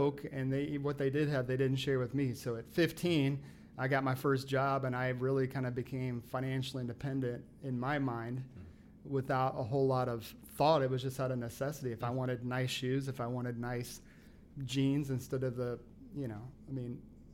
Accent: South Bend, Indiana, United States; moved away as an adult; I'm from South Bend

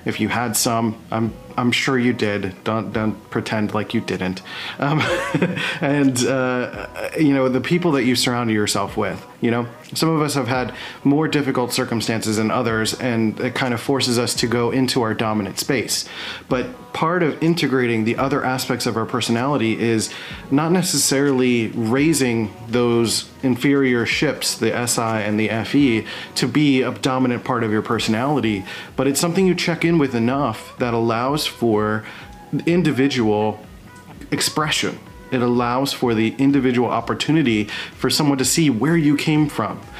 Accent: Philadelphia, Pennsylvania, United States; moved away as an adult; I'm from Philadelphia, Pennsylvania

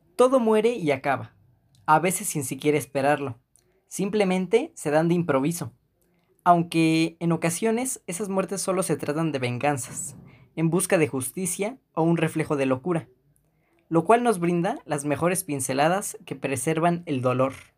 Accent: Mexico; uno como mexicano

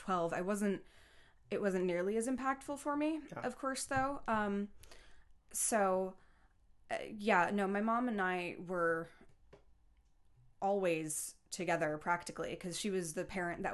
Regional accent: Westchester County, New York, United States; also born or lived in Manhattan, New York / Yonkers, New York / Eastchester, New York; I grew up in Westchester County. I was born in Manhattan

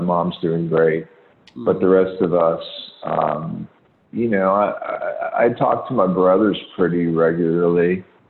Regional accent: Kettering, Ohio, United States; also born or lived in Pittsburgh, Pennsylvania; I was born in Pittsburgh, and I grew up in Kettering, which is part of Dayton.

